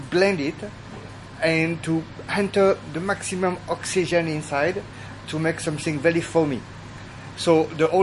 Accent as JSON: {"language": "English", "town": "Lyon", "region": "Auvergne-Rhône-Alpes", "country": "France", "second_language": "English", "moved": "as an adult", "lives_now": "Hong Kong", "said": "I come from Lyon."}